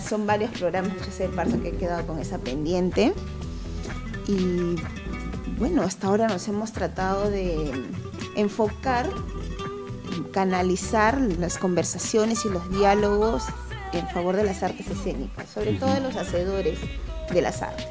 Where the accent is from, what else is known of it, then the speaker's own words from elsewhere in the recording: Lima, Peru; somos limeños, limeños de pura cepa, como se dice en términos, término, limeños mazamorreros